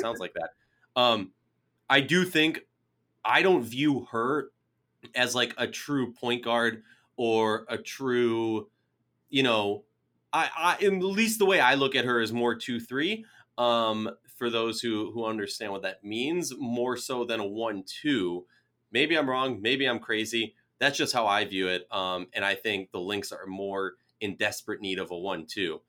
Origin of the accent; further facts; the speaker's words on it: Minnesota, United States; I'm originally from Minnesota